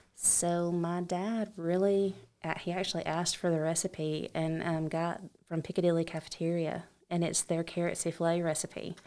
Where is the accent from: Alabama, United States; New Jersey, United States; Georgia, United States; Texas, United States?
Alabama, United States; I am from Alabama.